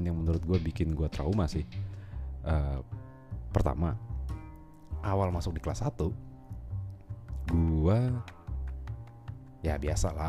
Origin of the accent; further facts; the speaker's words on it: Balikpapan, East Kalimantan, Indonesia; Gue lahir di Kalimantan Timur di kota Balikpapan hmm, gue menghabiskan masa kecil gue sampai SMA di sana